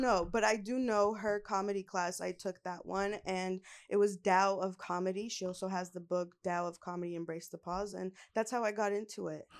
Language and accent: English; Los Angeles, California, United States; born and raised in L A.